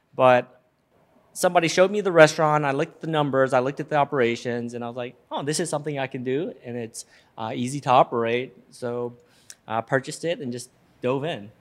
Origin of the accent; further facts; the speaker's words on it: Memphis, Tennessee, United States; Born and raised in Memphis, Tennessee